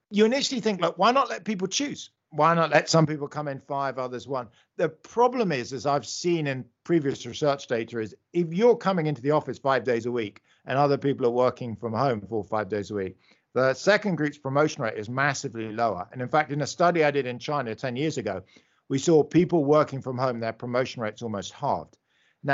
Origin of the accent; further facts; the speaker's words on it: London, United Kingdom; accent: British; moved away; you can hear I'm British. I grew up in London